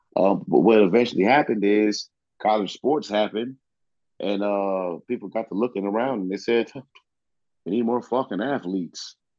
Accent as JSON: {"language": "English", "region": "Southeast Virginia", "country": "United States", "tie": "born or raised there", "said": "I grew up in the South. I grew up in Virginia, Southeast Virginia. And I grew up in a place where the thought of going to Virginia Tech, like people in my neighborhood, like it's a dream."}